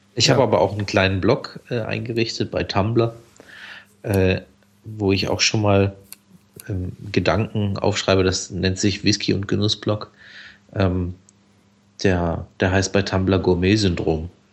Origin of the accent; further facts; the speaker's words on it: Black Forest, Baden-Württemberg, Germany; Ich bin ja aus dem Schwarzwald